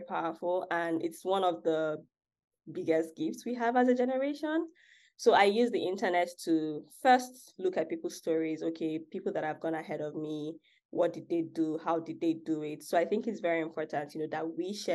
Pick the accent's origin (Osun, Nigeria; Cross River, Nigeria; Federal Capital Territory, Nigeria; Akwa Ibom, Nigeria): Akwa Ibom, Nigeria; moved away as an adult; also born or lived in Lagos, Nigeria; now in United States; I'm actually from, and I was born in Akwa Ibom State, which is a smaller state in Nigeria. And I only moved to Lagos about 5 years